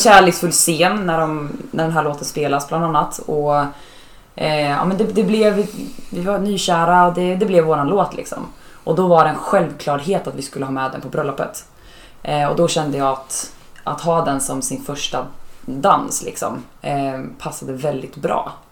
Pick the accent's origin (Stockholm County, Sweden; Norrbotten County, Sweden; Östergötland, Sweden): Östergötland, Sweden; Norrköping; now in Gothenburg, Sweden; jag kommer ju från en mindre stad, jag kommer från Norrköping